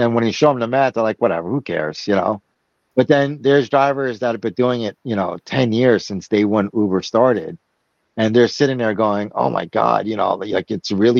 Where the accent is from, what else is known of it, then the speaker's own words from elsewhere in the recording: Brazil; moved away; my home country, Brazil